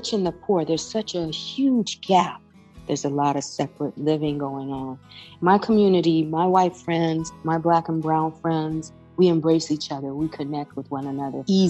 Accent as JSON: {"language": "English", "town": "Flint", "region": "Michigan", "country": "United States", "tie": "born or raised there", "also_born_or_lived": "Louisiana", "said": "my hometown of Flint, Michigan"}